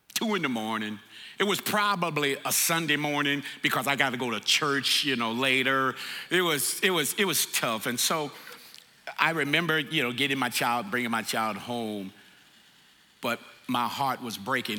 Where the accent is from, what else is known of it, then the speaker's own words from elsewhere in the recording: the South, United States; moved away; I'm from the South